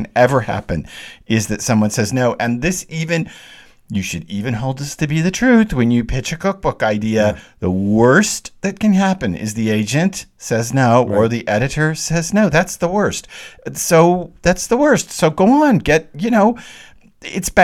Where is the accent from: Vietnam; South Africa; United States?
United States; the South; I'm the Southerner